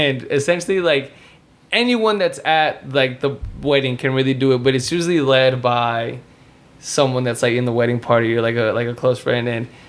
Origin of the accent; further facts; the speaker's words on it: Durango, Mexico; Because you know we're vaqueros from Durango, you know.